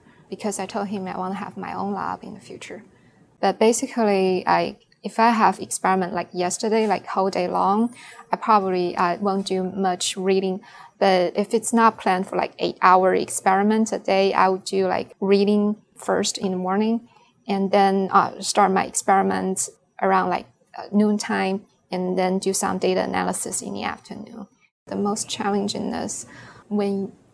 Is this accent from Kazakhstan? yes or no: no; China; English is a second language; moved away as an adult; now in Lexington, United States; originally from China, and I came to Lexington, Kentucky for my PhD study in 2007